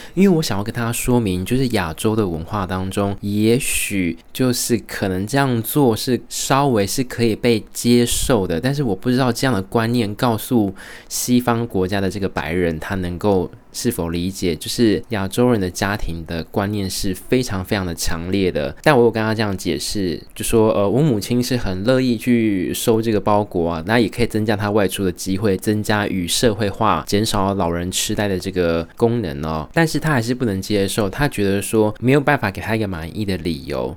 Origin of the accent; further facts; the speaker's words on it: Taiwan; first language Chinese; also born or lived in Taoyuan, Taiwan / Tainan, Taiwan; 身为台湾人